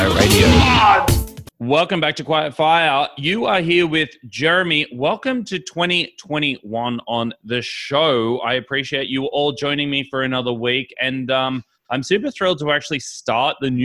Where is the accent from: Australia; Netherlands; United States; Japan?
Australia; Sydney, New South Wales; I'm from Sydney